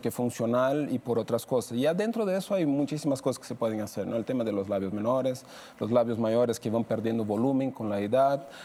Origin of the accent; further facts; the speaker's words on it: Brazil; now in Mexico; soy de Brasil